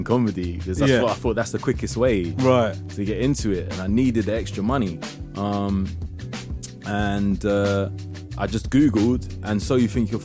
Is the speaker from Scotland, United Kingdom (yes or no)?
no; London, United Kingdom; being a Londoner and being mixed race